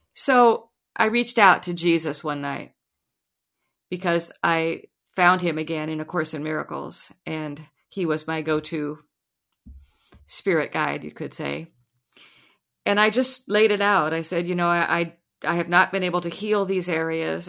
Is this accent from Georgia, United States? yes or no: no; Lincoln, Nebraska, United States; I was born and raised in Lincoln, Nebraska